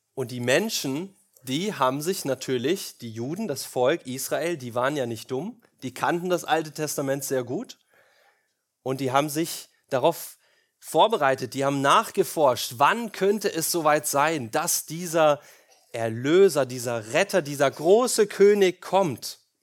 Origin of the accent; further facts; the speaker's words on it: Germany; wir Deutschen